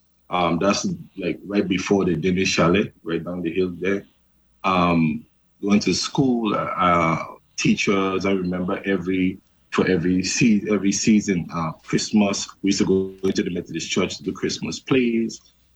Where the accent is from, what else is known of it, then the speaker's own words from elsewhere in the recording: Charlotte Amalie, U.S. Virgin Islands; I grew up in Savan, like every other major candidate in the Virgin Islands.